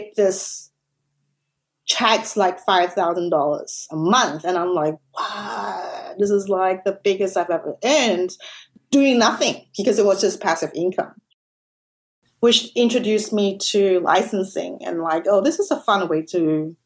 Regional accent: Malaysia; moved away as an adult; now in Australia; I'm actually from Malaysia. I grew up there, and I worked as a journalist before moving to Australia

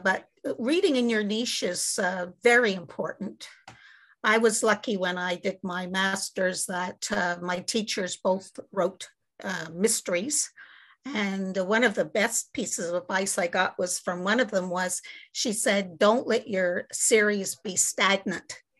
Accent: Montreal, Quebec, Canada; also born or lived in Great Britain; I'm from Montreal, Quebec, Canada, where it's very cold right now

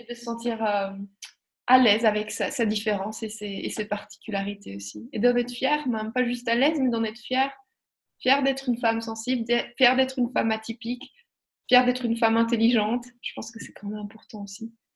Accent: Belgium; accent: Belgian; also born or lived in Spain / Australia / Montreal / France; now in Brussels, Belgium; avec mon petit accent belge

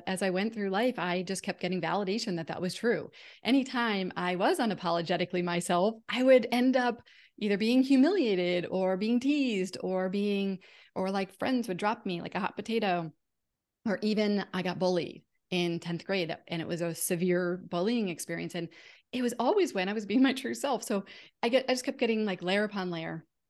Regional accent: Connecticut, United States; moved away as an adult; also born or lived in Massachusetts; now in California, United States; We moved to California from Connecticut. I had always lived in Connecticut and Massachusetts, so I was always near my family. So I left my family of origin, came to California, knew no one.

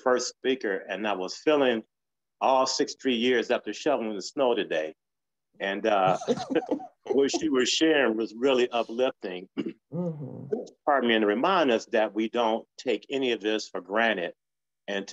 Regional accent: Detroit, Michigan, United States; I grew up in Detroit

